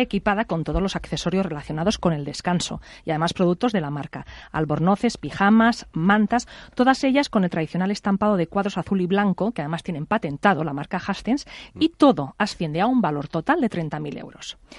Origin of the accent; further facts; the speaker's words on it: Pollença, Balearic Islands, Spain; now in Madrid, Spain; en mi pueblo, en Pollensa